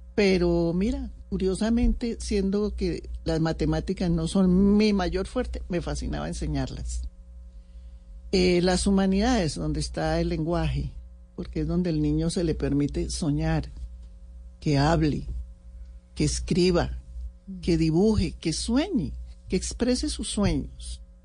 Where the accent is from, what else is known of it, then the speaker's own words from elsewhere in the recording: Colombia; yo fui admiradora profunda del M19 como muchos colombianos